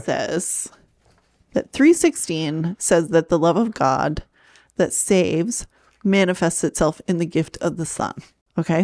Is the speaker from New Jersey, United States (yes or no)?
no; Maine, United States; I'm from Maine